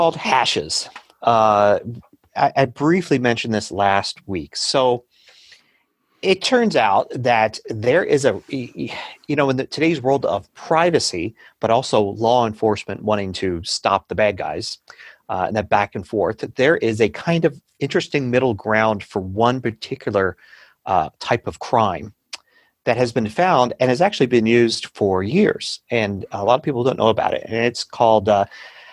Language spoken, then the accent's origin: English; United States; accent: American English; I'm speaking American English